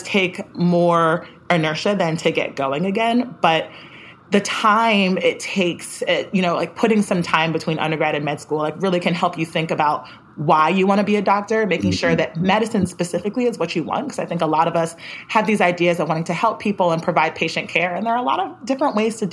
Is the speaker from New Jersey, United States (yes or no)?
yes; New Jersey, United States; moved away as an adult; also born or lived in Atlanta; I'm from New Jersey originally